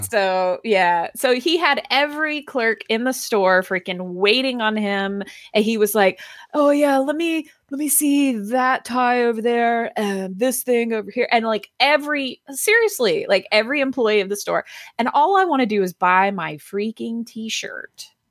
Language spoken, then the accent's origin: English; Athens, Georgia, United States; also born or lived in Atlanta, Georgia; I grew up in Athens